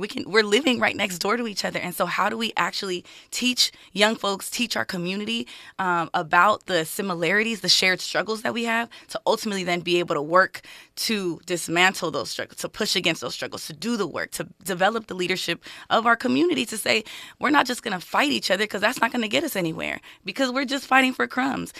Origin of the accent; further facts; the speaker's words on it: Los Angeles, California, United States; I grew up in L A, born and raised